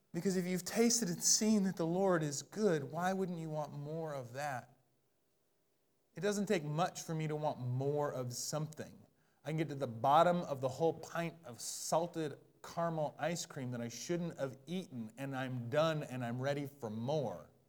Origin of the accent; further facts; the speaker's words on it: Bellingham, Washington, United States; moved away; I'm from Bellingham